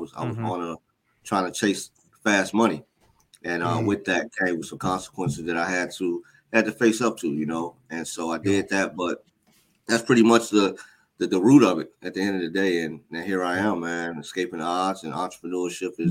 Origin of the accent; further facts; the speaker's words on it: Chicago, Illinois, United States; born and raised on the South Side of Chicago, gang, drug violence, the normal kind of stuff